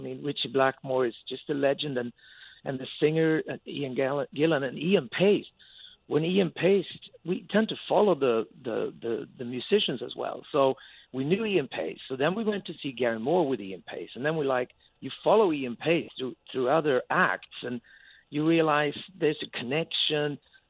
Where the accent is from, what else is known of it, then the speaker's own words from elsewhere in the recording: Sweden; English is a second language; now in London, United Kingdom; I've been in London since a long, long, long time. I lived abroad longer than I lived in Sweden, but I have my family there.